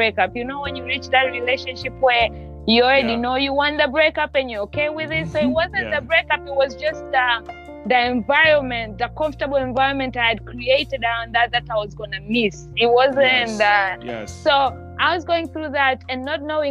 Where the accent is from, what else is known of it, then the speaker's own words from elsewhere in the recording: Tanzania; moved away as an adult; now in United States; I'm from Tanzania in East Africa